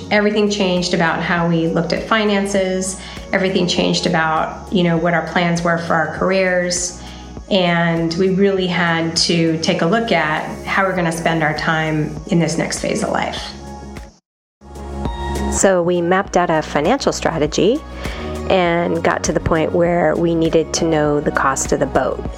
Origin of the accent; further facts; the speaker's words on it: San Francisco, California, United States; moved away; from Sailing Owen, and we're originally from San Francisco, but right now we're in the south of France between boats.